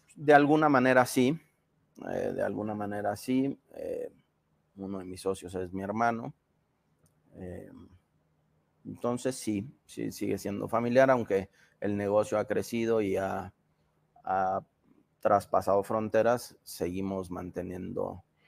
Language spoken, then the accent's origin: Spanish; Mexico; somos los mexicanos